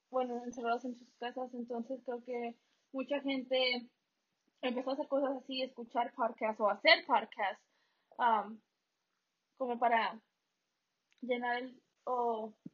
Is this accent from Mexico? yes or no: yes; Mexico; para los que no nos conocen, nosotros somos mexicanos.